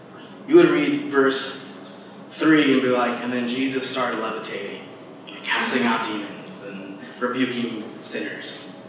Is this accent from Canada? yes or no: no; Philippines; also born or lived in United States; But I know for me, this tension of being multicultural and growing up in the Philippines and growing up in America, it was this thing where I never fit